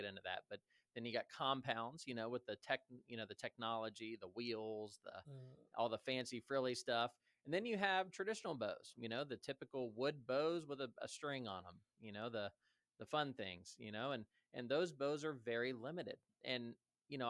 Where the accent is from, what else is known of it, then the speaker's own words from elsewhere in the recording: Columbus, Ohio, United States; I was raised here in Columbus, Ohio.